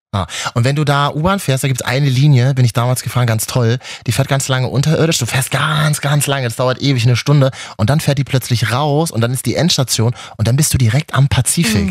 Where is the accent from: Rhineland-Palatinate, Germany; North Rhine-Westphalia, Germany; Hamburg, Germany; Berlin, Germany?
Berlin, Germany; ich bin ja in Berlin groß geworden